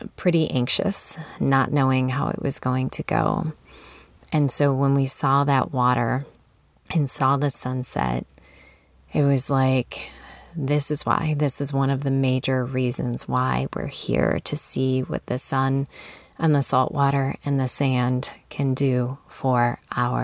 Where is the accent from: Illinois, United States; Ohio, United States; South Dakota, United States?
Illinois, United States; moved away; I'm from Illinois